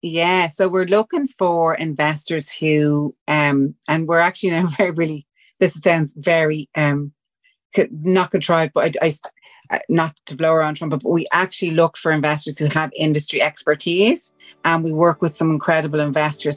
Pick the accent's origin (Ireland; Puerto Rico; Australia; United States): Ireland; Dublin, Leinster; accent: Dublin; We're Irish. We're from Walkinstown.